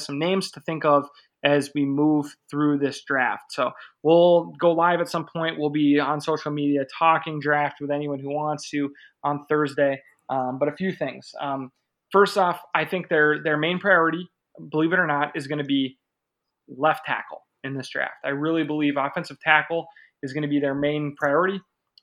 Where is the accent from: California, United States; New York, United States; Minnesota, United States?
Minnesota, United States; I'm a Minnesotan